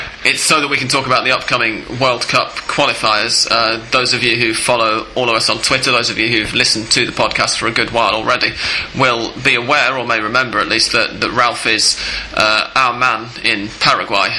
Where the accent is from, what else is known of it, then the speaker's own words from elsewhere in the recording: England, United Kingdom; We're English